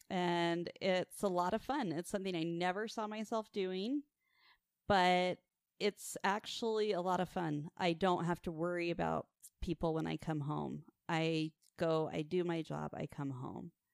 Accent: Farmington, Utah, United States; I grew up in the booming metropolis of Farmington, Utah

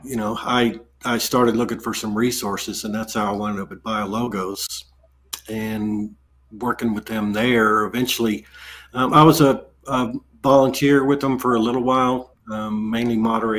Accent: Texas Panhandle, United States; I grew up in the Texas Panhandle in in the Methodist church

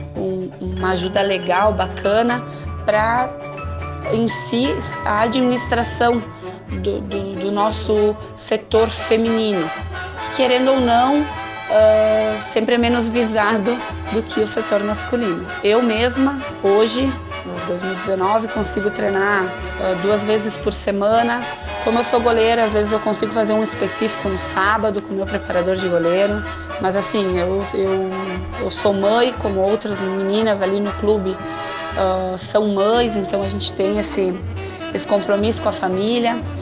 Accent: Caxias do Sul, Rio Grande do Sul, Brazil; sou de Caxias do Sul, que fica a 30 quilômetros de Farroupilha

